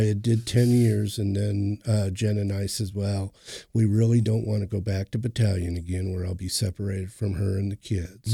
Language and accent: English; Cannon Falls, Minnesota, United States; moved away as an adult; now in Oklahoma, United States; I'm originally from Minnesota, Cannon Falls, Minnesota. I was, uh, raised during my adolescence there.